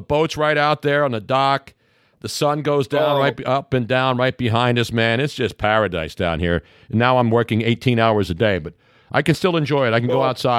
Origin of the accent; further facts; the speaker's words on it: Philadelphia, Pennsylvania, United States; That's where I grew up in South Philly.